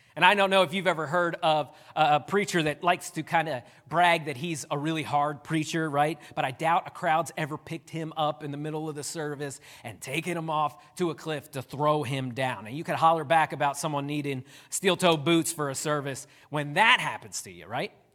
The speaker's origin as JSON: {"language": "English", "town": "Downingtown", "region": "Pennsylvania", "country": "United States", "tie": "born or raised there", "moved": "as an adult", "lives_now": "West Virginia, United States", "said": "I'm glad I pastor in West Virginia and not Downingtown, Pennsylvania, because a lot of people there knew me"}